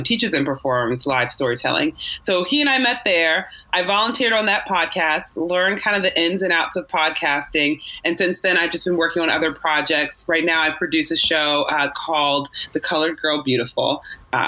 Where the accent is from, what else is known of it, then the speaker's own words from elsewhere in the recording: Virginia Beach, Virginia, United States; I grew up in Virginia Beach